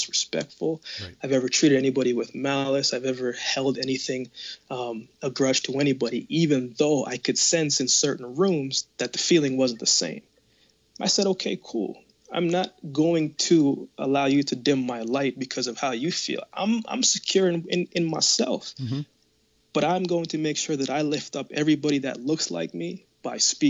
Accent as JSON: {"language": "English", "country": "Jamaica", "tie": "born or raised there", "moved": "yes", "lives_now": "Canada", "said": "I was born in Jamaica. No, but I live in Canada."}